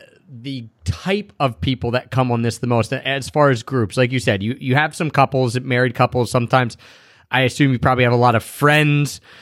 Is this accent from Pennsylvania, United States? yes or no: yes; Philadelphia, Pennsylvania, United States; my hometown of Philadelphia